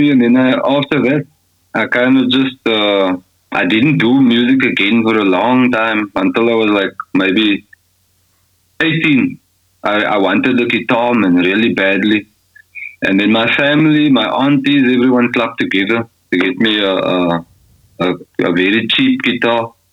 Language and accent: English; Scottsville, South Africa; moved away as an adult; now in Austria; I grew up in Scottsville.